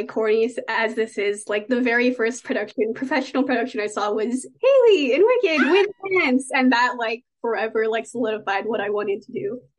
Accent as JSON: {"language": "English", "area": "the Rio Grande Valley", "region": "South Texas", "country": "United States", "tie": "born or raised there", "said": "I grew up South Texas in the Valley, just doing theater in middle school and high school."}